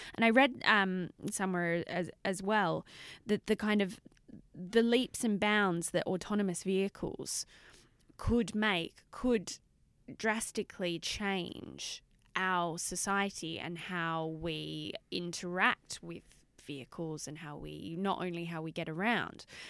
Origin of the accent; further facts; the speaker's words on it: Australia; I'm Australian